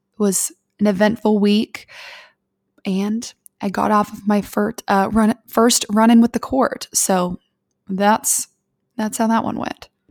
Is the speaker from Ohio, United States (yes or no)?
yes; Columbus, Ohio, United States; I was born and raised in Columbus, Ohio